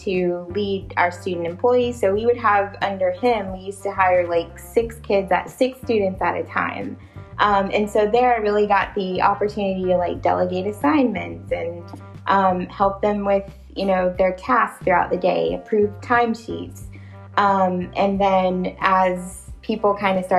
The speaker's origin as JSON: {"language": "English", "town": "Charleston", "region": "South Carolina", "country": "United States", "said": "I'm from Charleston"}